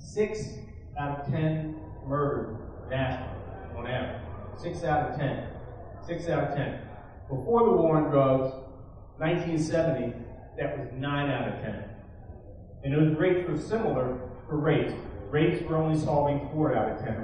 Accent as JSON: {"language": "English", "town": "Baltimore", "region": "Maryland", "country": "United States", "tie": "born or raised there", "said": "In Baltimore City, my hometown"}